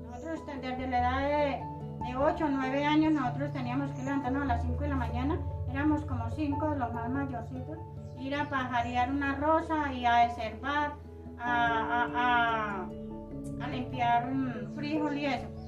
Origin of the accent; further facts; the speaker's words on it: Yalí, Antioquia, Colombia; born there; now in Puerto Lleras, Colombia; soy nacida en Yalí, Antioquia. Eh, hace 43 años vivo acá en Puerto Lleras.